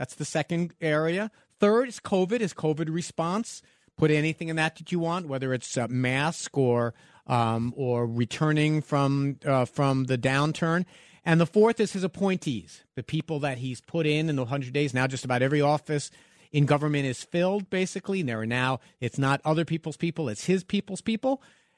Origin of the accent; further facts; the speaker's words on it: Manhattan, New York, United States; I'm from Manhattan.